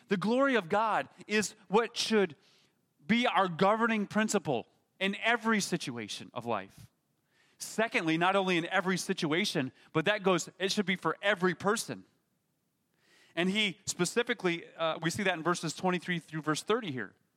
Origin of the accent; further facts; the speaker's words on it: United States; we as Americans